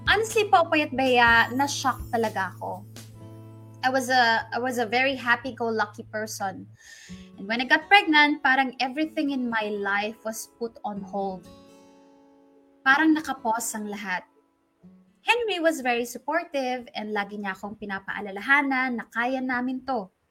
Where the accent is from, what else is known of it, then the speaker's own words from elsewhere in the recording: Central Luzon, Philippines; now in Las Piñas, Philippines; I'm originally from Bulacan, pero right now, based ako dito sa Las Piñas.